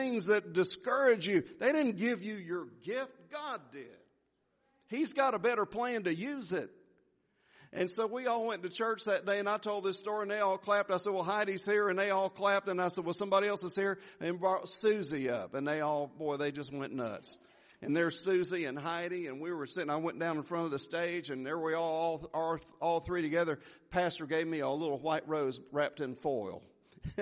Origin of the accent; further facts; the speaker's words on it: Jacksonville, Florida, United States; moved away; I went to this church in Jacksonville, Florida. It was in my hometown